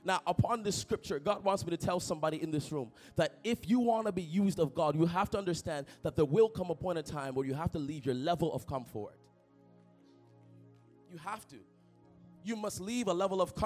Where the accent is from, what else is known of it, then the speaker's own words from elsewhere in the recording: Toronto, Ontario, Canada; moved away as an adult; now in Ottawa, Canada; I grew up in Toronto, a neighborhood of Toronto, a suburb called Etobicoke